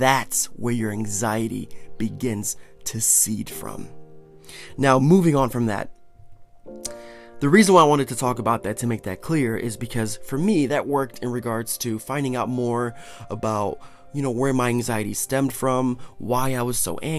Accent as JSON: {"language": "English", "region": "Northeast Ohio", "country": "United States", "said": "I'm from Northeast Ohio"}